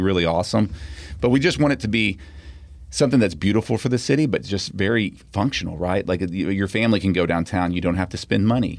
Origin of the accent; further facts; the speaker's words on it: Pearland, Texas, United States; when I grew up in Pearland, it was like Lake Jackson, you know, it was a small town